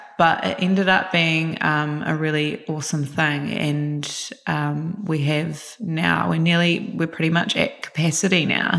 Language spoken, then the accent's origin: English; Christchurch, Canterbury, New Zealand; moved away as an adult; now in Auckland, New Zealand; I am originally from Christchurch, New Zealand, and then moved up to Auckland after the earthquakes